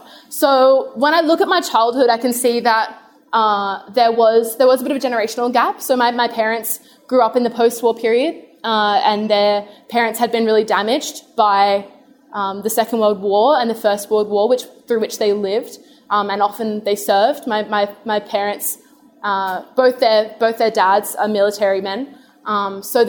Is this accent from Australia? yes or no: yes; Adelaide, South Australia, Australia; I grew up in Adelaide